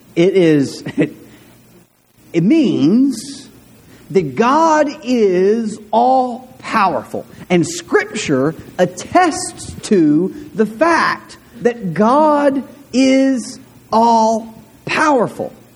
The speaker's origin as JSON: {"language": "English", "town": "De Queen", "region": "Arkansas", "country": "United States", "tie": "born or raised there", "said": "I grew up in De Queen, and in De Queen, uh, when I was in eighth or ninth grade, um, De Queen became a small Hispanic community in southwestern Arkansas"}